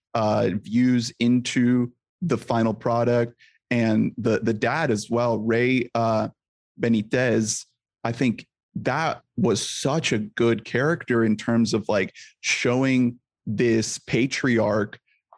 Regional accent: Colombia; moved away; because I'm an immigrant myself. I'm from Colombia.

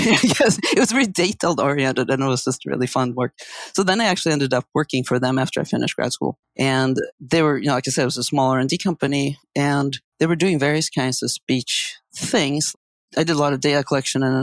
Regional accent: Sweden; moved away as an adult; also born or lived in San Diego, United States; now in United States; I grew up in Sweden in a very sort of language-interested family.

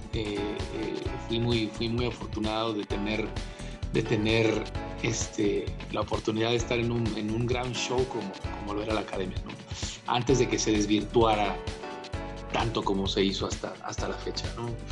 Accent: Tijuana, Baja California, Mexico; moved away as an adult; now in Mexico City, Mexico; rentaba una casa en Tijuana, de donde soy

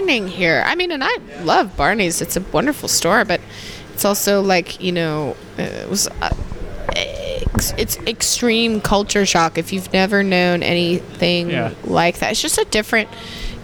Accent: Jackson, Tennessee, United States; moved away; also born or lived in Los Angeles; I grew up in Jackson, which is 2 hours from there

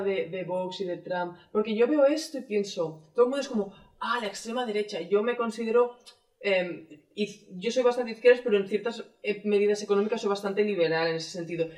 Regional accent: Catalonia, Spain; Yo soy catalana

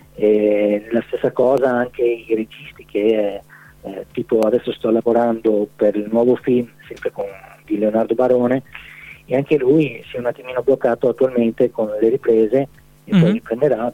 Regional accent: Maniago, Friuli-Venezia Giulia, Italy; io sono di Maniago

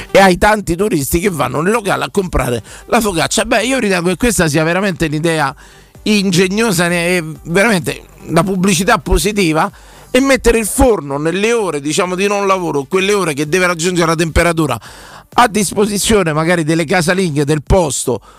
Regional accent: Liguria, Italy; Siamo liguri, accendo il forno la mattina, sentite, quando apro alle 5 e mezza circa

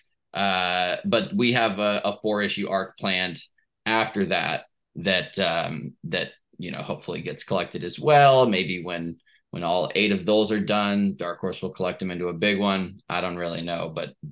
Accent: Portland, Oregon, United States; Portland, Oregon, my hometown that I love so much

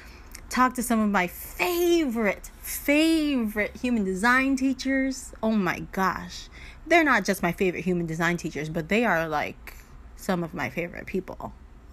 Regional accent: Miami, Florida, United States; I grew up in Miami.

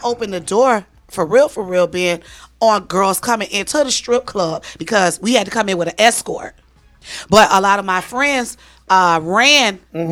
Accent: New York, United States; now in Atlanta, United States; I'm calling from Atlanta, but I'm from New York

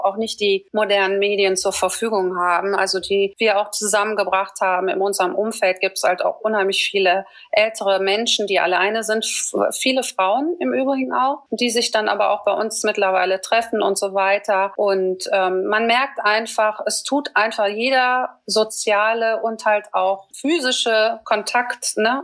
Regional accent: Düsseldorf, North Rhine-Westphalia, Germany; ich komme aus Düsseldorf

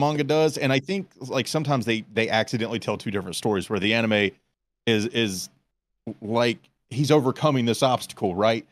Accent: United States; we're American

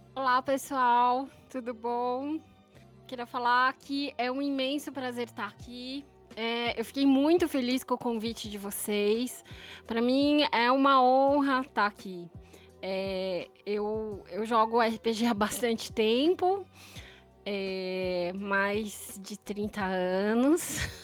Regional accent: São Paulo, Brazil; Eu sou aqui de São Paulo, capital

